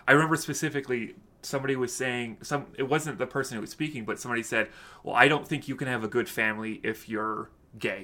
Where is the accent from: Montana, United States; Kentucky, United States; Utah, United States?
Utah, United States; I grew up in Utah